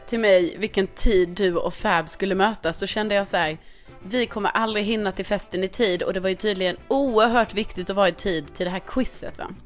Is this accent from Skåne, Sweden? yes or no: yes; Skåne, Sweden; accent: Scanian (skånska); min skånska